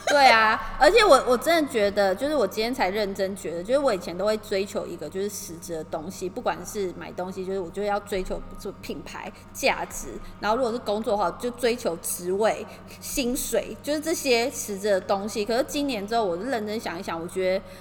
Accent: Taiwan; now in Tokyo, Japan; 我们就是台湾人

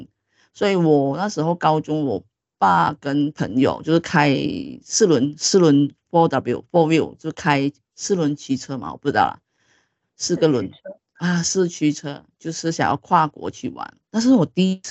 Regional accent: Malaysia; 因为可能台湾的 boss 们可能不是很了解我们就是马来西亚的。

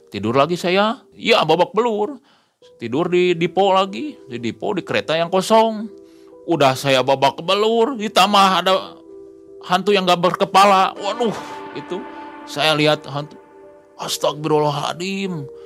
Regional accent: Bandung, West Java, Indonesia; kamu dari mana saya dari Bandung

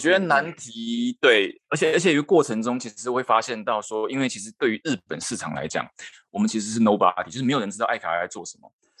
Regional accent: Taiwan; moved away as an adult; now in Japan; 然后我是台湾人

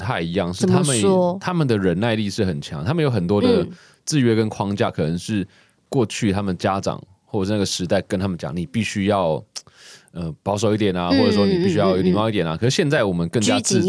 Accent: Taiwan; first language Taiwanese Hokkien; Chinese is a second language; 其实我从小在家里就讲台语，我一直到幼稚园才学会讲就是国语。

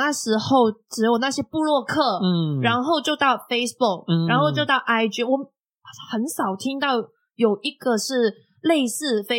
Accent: Macau; now in Taiwan

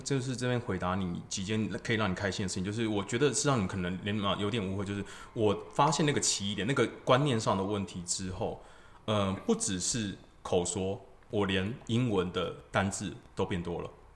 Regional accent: Taiwan; 我们台湾人真的很努力在读英文

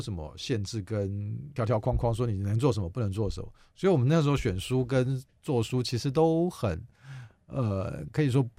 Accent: Hsinchu, Taiwan; 因为我是新竹人，我现在新竹做了一个图书业务的工作，做了半年。

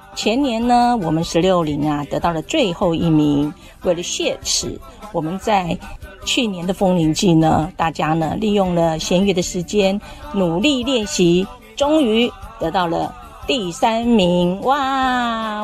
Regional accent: Chenggong, Taitung County, Taiwan; 我出生在台东成功镇的都立部落

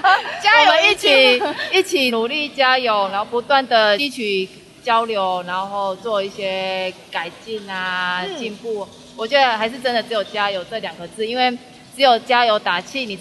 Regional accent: Taichung, Taiwan; 因为我们都是台中人，

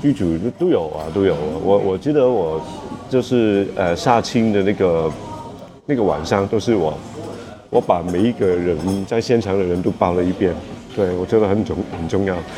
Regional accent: Hong Kong; 我是一个香港人

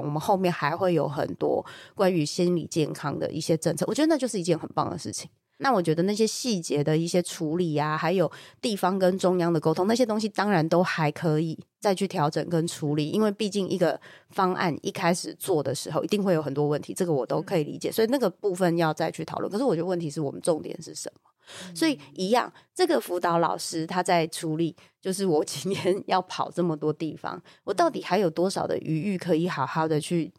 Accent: Taiwan; 我们台湾社会

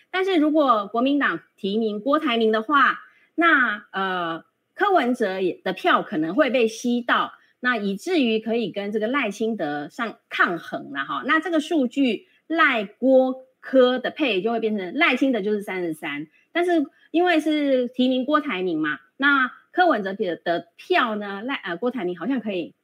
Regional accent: Taiwan; 我们台湾人

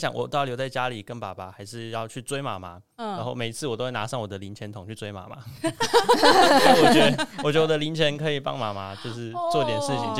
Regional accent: Taiwan; 现在吗？嗯、现在我是台湾人啊，对吧？嗯、对吧？但是小时候那种拉扯，我觉得那种那种拉扯造成的认同障

